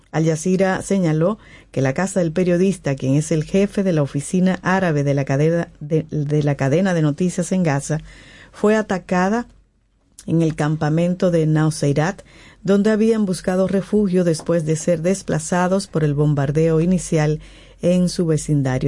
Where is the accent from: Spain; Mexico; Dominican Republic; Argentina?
Dominican Republic; como dominicano